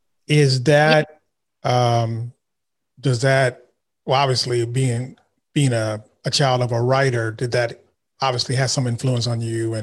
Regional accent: Vallejo, California, United States; I'm actually from the Bay Area too. I'm from Vallejo.

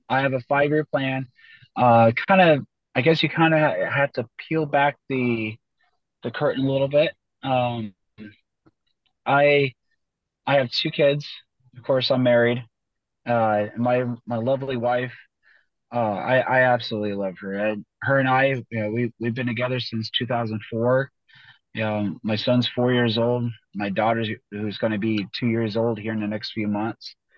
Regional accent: Boise, Idaho, United States; moved away; I was from Boise, Idaho

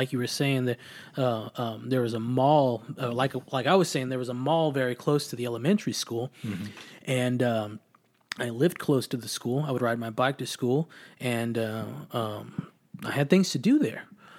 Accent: Austin, Texas, United States; also born or lived in Lockhart, Texas; and as my name states, I was born in Austin as well.

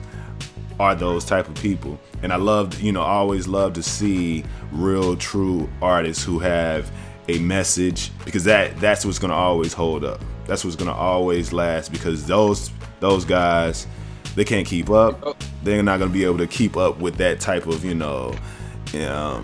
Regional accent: the South, United States; moved away; I'm from the South originally

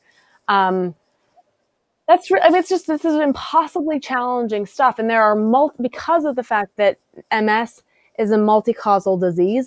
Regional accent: South Dakota, United States; now in Massachusetts, United States; I'm from South Dakota originally. I live in Massachusetts now

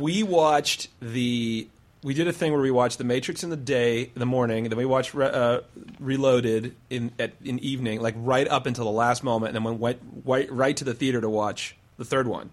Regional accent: Clive, Iowa, United States; I grew up in Lutheran Iowa

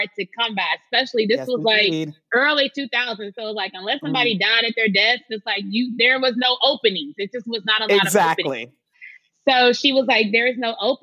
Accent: Memphis, Tennessee, United States; moved away; also born or lived in New York; growing up in Memphis

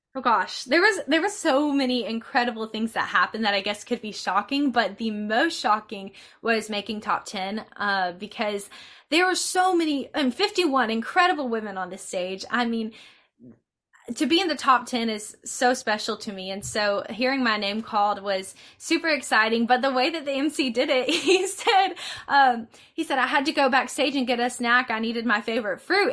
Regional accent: LaGrange, Georgia, United States; I'm from LaGrange, Georgia

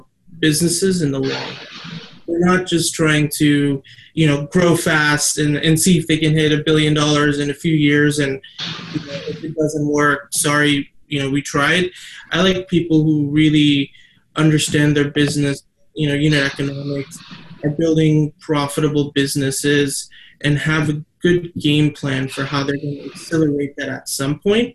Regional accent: Ohio, United States; also born or lived in Mumbai, India; grew up and I was born in Mumbai, actually near Thane, and came to the US pretty early. Grew up a fairly normal childhood, nothing crazy, but grew up in the Midwest, in Ohio

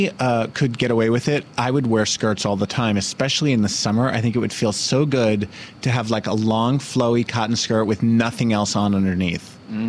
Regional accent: Summit, New Jersey, United States; Yeah, I think of Nutley as like the way I think of my hometown, Summit. Like, it's pretty quiet.

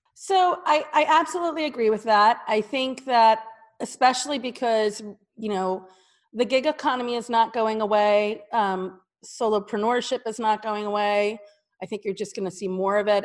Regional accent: New Jersey, United States; moved away as an adult; also born or lived in New York City; I'm a Jersey girl

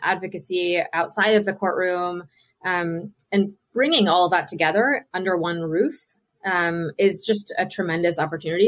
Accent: Mingo County, West Virginia, United States; moved away; also born or lived in Charleston, West Virginia; I grew up in Mingo County, uh, okay. uh, which is about two hours south um, west of Charleston.

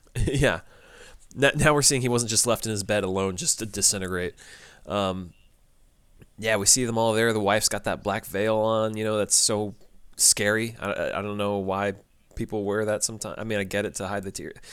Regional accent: United States; two white American males

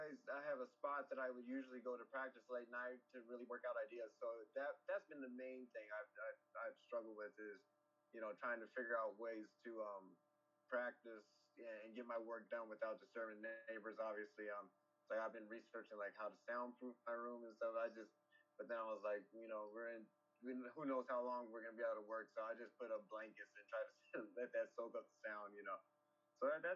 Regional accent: California, United States; moved away; I was born in California

